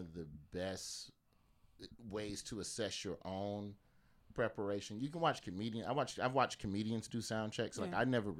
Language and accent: English; Alabama, United States; now in New York, United States; I grew up in Alabama.